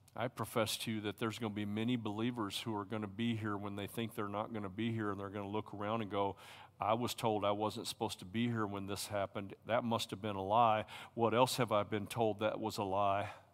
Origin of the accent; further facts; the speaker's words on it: Tennessee, United States; I'm a hillbilly from Tennessee